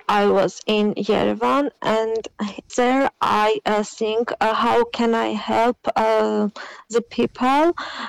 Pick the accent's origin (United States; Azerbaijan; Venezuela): Azerbaijan; Artsakh, Nagorno-Karabakh; first language Armenian; English is a second language; I'm here in Artsakh. I was born in Artsakh, and I was born after the First War